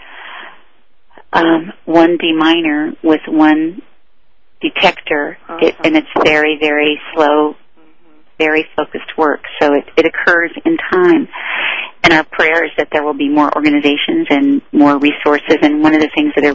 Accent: United States; as an American

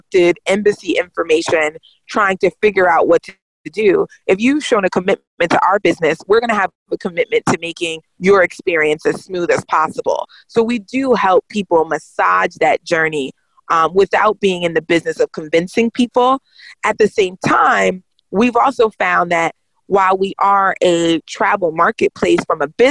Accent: United States; growing up in America

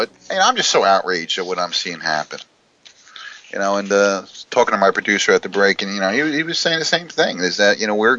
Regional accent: New Jersey, United States; New Jersey, my home state

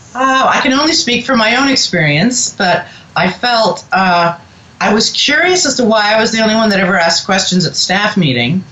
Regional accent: Boston, Massachusetts, United States; now in Cincinnati, United States; I grew up in New England, in Boston

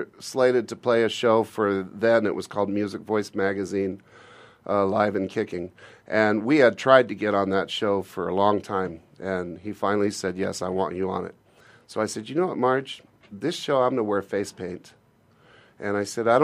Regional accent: Glendale, United States; also born or lived in Phoenix, Arizona; I was born in Glendale.

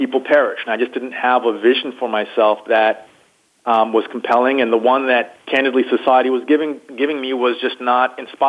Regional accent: United States; particularly as a young black man growing up in the United States, there were certainly a number of instances and a number of challenges that I encountered.

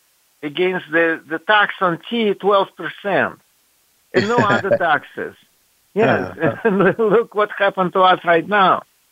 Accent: Russia; I have a pretty bizarre background. I was raised in the Soviet Union and royally brainwashed there.

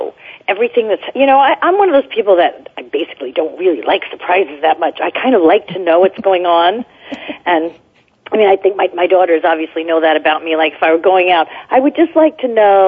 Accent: New Jersey, United States; now in California, United States; when I was growing up in New Jersey

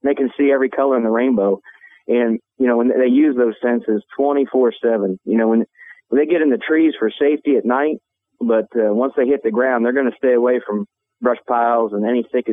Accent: Kansas, United States; out there in Kansas, it's kind of like where I'm at, my home state

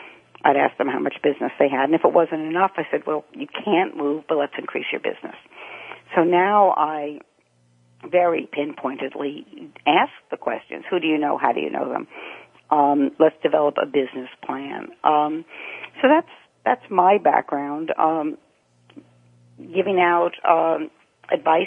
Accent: New York City, New York, United States; I grew up in Rego Park

